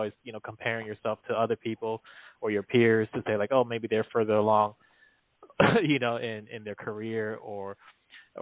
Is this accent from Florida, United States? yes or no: yes; Miami, Florida, United States; moved away as an adult; also born or lived in China / Queens, New York; now in Central Texas, United States; I grew up in Miami